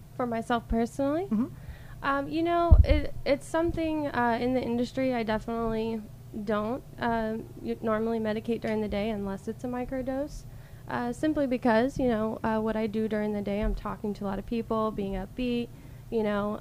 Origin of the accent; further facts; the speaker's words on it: Alabama, United States; moved away as an adult; now in Tulsa, United States; I actually grew up in Alabama.